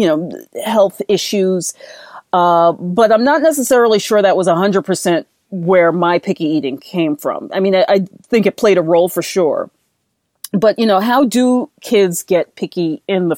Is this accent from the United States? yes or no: yes; New York City, New York, United States; moved away as an adult; also born or lived in Europe; I grew up in the Bronx in the 1970s